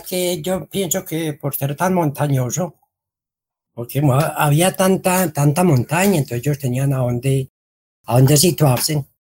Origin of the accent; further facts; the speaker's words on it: El Carmen de Viboral, Antioquia, Colombia; moved away as an adult; Nosotros somos del Carmen, fuimos desplazados de la vereda de la Florida